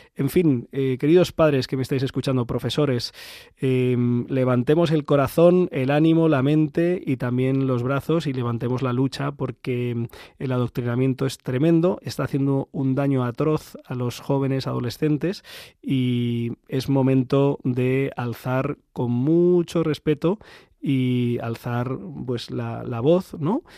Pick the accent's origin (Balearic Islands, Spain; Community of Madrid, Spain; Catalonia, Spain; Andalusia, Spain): Community of Madrid, Spain; Ciempozuelos; mi pueblo, en Cienpozuelos